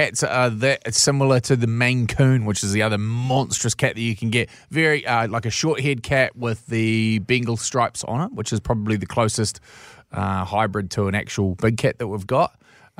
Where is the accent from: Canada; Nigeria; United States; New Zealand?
New Zealand; Taranaki; growing up in Taranaki.